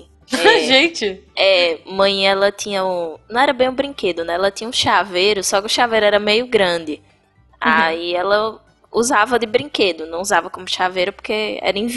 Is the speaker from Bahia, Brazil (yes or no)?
yes; Bahia, Brazil